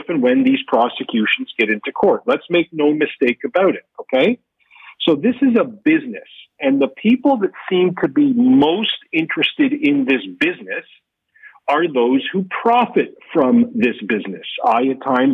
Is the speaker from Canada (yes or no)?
yes; Canada